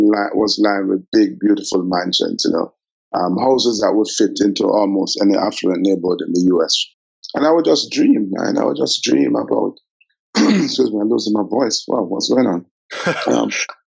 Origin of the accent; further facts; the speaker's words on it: Kingston, Jamaica; I grew up in Olympic Gardens